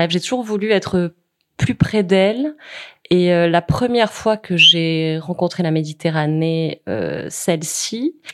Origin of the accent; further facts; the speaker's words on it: Nîmes, Occitania, France; also born or lived in Paris; Moi, je suis née à Nîmes, donc j'ai vécu après dans une maison à Nîmes qui s'appelle la Cigalière